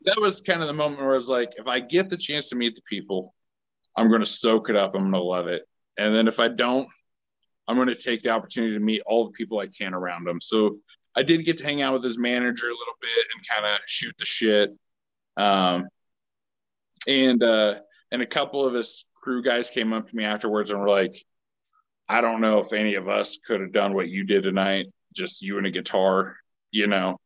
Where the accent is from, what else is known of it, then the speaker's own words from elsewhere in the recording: Manhattan, Kansas, United States; moved away as an adult; also born or lived in Nashville, Tennessee / Texas; I'm from Manhattan, Kansas